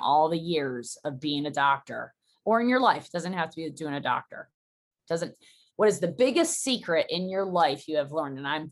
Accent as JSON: {"language": "English", "country": "United States", "said": "I'm so American"}